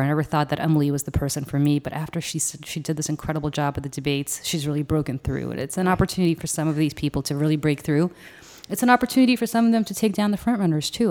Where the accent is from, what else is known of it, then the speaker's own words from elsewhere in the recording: Moscow, Russia; moved away; what I was raised with as in Moscow